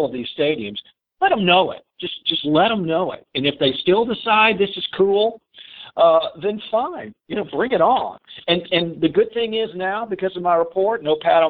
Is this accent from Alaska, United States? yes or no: no; Dallas, Texas, United States; I grew up in Dallas